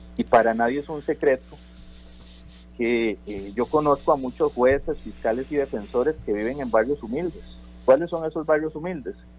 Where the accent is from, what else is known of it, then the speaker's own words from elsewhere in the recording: Costa Rica; como costarricenses